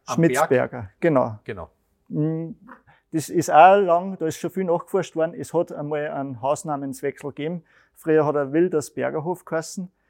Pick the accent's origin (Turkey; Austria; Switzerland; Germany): Austria; Schlierbach, Upper Austria; auch bei uns in Schlierbach, die haben wir auch